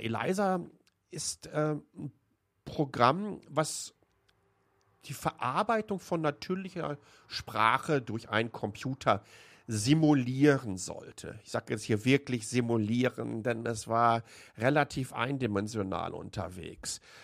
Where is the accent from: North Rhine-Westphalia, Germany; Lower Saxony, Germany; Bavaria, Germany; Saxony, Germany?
North Rhine-Westphalia, Germany; Waltrop; now in Taiwan; Ich bin in Waltrop groß geworden, im Kreis Recklinghausen.